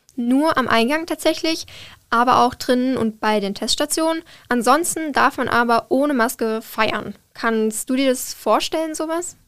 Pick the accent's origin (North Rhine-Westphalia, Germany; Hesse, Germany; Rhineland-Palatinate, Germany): Rhineland-Palatinate, Germany; now in Darmstadt, Germany; ich komme aus der Pfalz